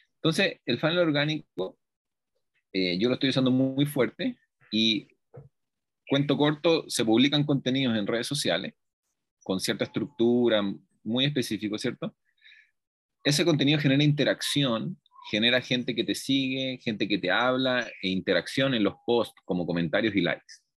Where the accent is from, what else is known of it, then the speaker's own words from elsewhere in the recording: Chile; moved away as an adult; now in Colombia; yo soy chileno, y he vivido toda mi vida en Chile, pero hace aproximadamente ya un año me vine a ir a Colombia